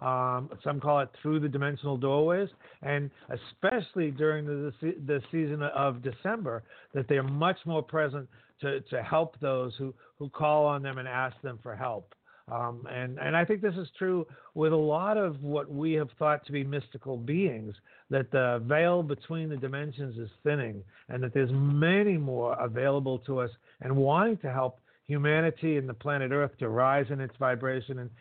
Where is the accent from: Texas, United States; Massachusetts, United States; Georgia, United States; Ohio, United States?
Massachusetts, United States; north of Boston; I was raised in the Catholic Church up north of Boston